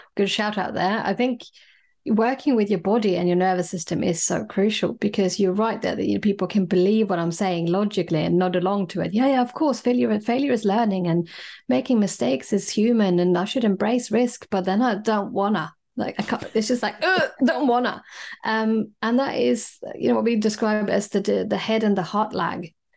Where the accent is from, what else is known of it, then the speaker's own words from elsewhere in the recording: Sweden; moved away as an adult; now in London, United Kingdom; I grew up in Scandinavia, in Sweden